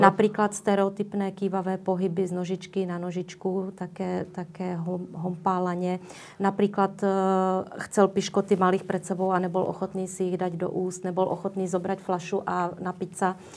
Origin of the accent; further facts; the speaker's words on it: Czechia; moved away as an adult; also born or lived in Prague; now in Bratislava, Slovakia; pochádzam z Českej republiky, vydala som sa do Bratislavy pred 26 rokmi